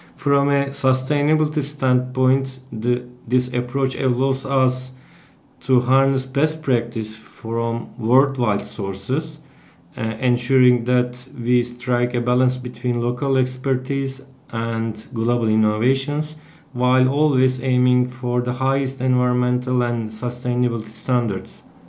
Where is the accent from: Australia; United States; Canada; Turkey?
Turkey; Bursa; at the university in my hometown, Bursa.